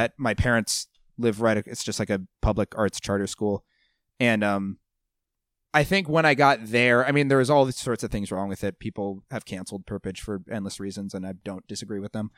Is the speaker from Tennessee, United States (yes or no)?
no; Golden Valley, Minnesota, United States; I grew up in Golden Valley